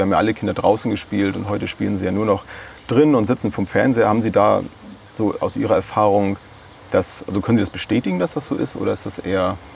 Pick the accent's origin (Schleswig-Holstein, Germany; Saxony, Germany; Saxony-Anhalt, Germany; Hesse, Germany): Schleswig-Holstein, Germany; Bad Segeberg; Und zwar bin ich in Bad Segeberg in meiner Heimatstadt unterwegs bei der ATS Suchtberatungsstelle.